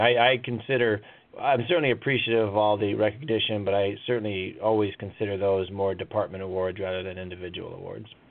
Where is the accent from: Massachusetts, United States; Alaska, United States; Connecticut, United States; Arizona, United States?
Alaska, United States; Anchorage; to be in my hometown and uh, develop uh, student athletes from from not only you know Anchorage or Alaska